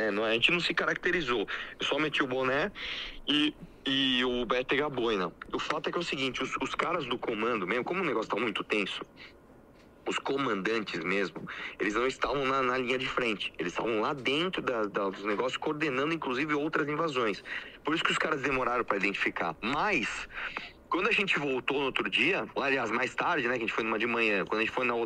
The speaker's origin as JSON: {"language": "Portuguese", "region": "São Paulo", "country": "Brazil", "said": "Eu falei, olha aqui, eu sou de São Paulo, cara."}